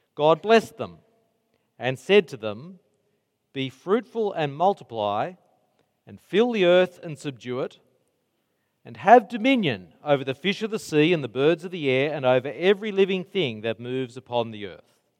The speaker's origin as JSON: {"language": "English", "town": "Mount Druitt", "region": "New South Wales", "country": "Australia", "tie": "born or raised there", "said": "I grew up in Mount Druitt"}